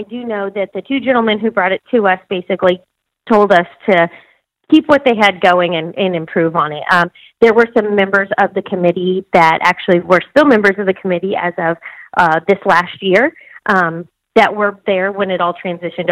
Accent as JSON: {"language": "English", "town": "Kansas City", "region": "Missouri", "country": "United States", "said": "I'm from Kansas City. And being from Kansas City"}